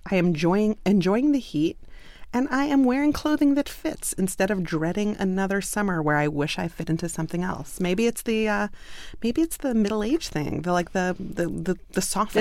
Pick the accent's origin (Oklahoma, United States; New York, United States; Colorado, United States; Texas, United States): New York, United States; New York City; moved away; I'm from Brooklyn